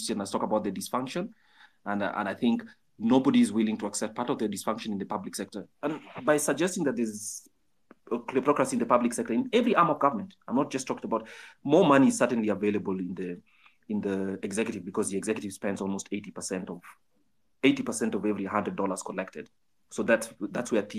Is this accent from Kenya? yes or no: yes; Kenya; I'm a Kenyan and I pay my taxes